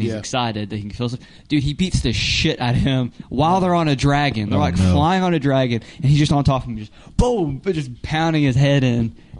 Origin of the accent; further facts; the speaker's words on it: United States; I grew up in America.